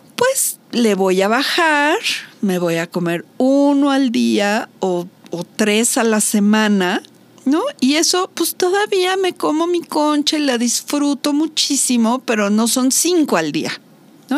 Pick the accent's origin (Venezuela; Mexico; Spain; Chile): Mexico; soy mexicana